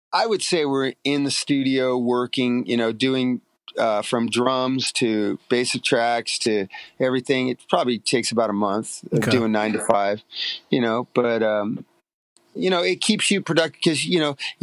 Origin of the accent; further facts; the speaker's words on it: Long Beach, California, United States; I grew up in Long Beach